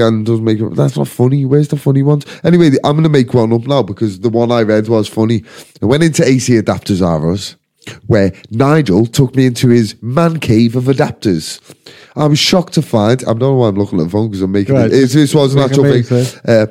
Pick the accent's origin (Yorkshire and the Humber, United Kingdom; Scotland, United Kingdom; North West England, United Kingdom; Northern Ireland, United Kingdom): North West England, United Kingdom; Liverpool; We are not English. We are not British. We are Scouse